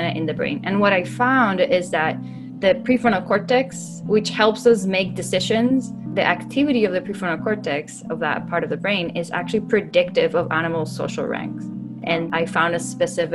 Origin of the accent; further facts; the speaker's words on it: Puerto Rico; moved away as an adult; also born or lived in New York / San Diego; I'm born and raised in Puerto Rico